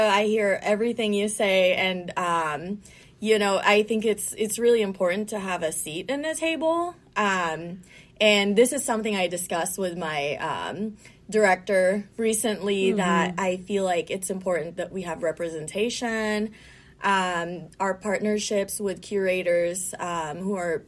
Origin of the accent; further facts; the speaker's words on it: Marikina, Metro Manila, Philippines; also born or lived in Caloocan; now in Las Vegas, United States; And Marikina is on my dad's side. So, yeah, like, I grew up there